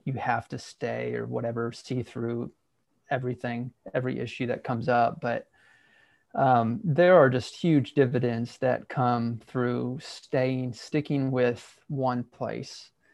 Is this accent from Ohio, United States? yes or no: yes; Southeast Ohio, United States; moved away as an adult; also born or lived in Central Arkansas; now in Arkansas, United States; I grew up in a fairly conservative, smaller, rural church in Southeast Ohio.